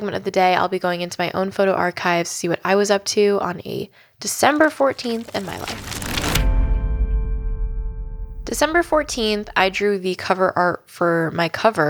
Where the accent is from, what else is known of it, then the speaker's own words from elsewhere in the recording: San Francisco, California, United States; I was born in San Francisco and I went to high school there